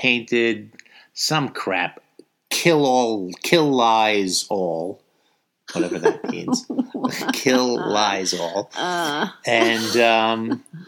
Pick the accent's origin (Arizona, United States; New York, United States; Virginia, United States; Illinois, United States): New York, United States; We're from New York.